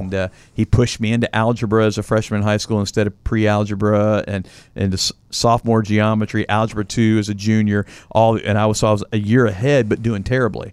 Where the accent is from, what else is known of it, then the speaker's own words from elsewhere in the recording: Louisville, Kentucky, United States; I grew up in Louisville, Kentucky